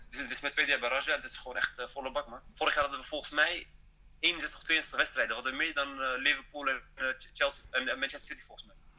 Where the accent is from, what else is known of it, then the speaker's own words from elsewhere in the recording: Netherlands; moved away as an adult; also born or lived in northern Morocco (family region); now in Rabat, Morocco; ik ben wel Nederlander, maar ik ben ook Marokkaan